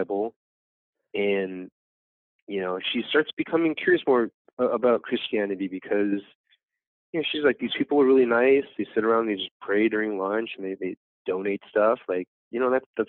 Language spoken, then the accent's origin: English; Los Angeles, California, United States; My parents are from Vietnam. I was born here in America. So I grew up here in America